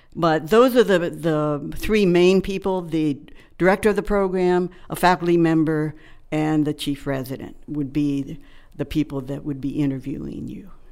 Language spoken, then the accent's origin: English; Maryland, United States; moved away; I grew up in Maryland on a farm